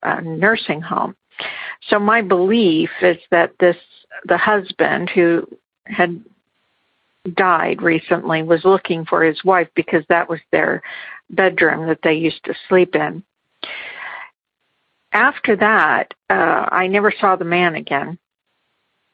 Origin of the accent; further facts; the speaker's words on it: Garden Grove, California, United States; We grew up in Garden Grove, California, and that's where his parents were, as well as my parents